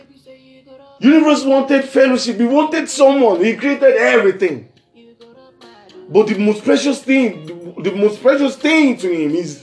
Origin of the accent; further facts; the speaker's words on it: Lagos, Nigeria; from Lagos, Southwest Region, Nigeria, West Side.